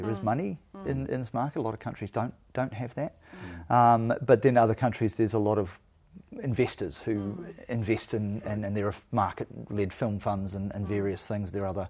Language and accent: English; New Zealand; could only be provided by being a New Zealander or an Indigenous New Zealander.